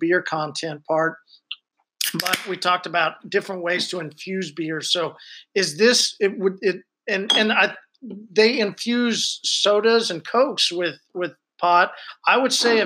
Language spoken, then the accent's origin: English; Oklahoma, United States; we're from Oklahoma